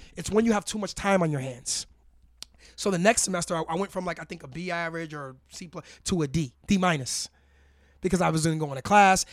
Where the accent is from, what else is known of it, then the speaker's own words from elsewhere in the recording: New York, United States; moved away; we're from Harlem, New York originally